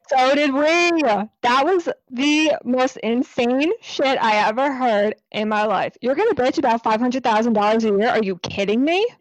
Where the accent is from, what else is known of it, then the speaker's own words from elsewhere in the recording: New Jersey, United States; I'm in New Jersey, and Lex is in New York, but we went to, um, grade school together, and then we went to high school together